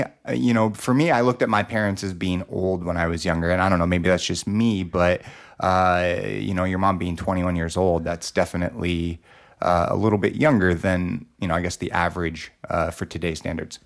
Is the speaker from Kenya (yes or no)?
no; Los Angeles, California, United States; I grew up in Los Angeles